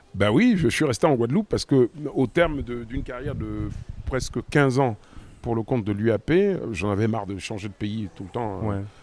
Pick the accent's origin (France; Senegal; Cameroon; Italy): Cameroon; moved away; c'est mon pays d'origine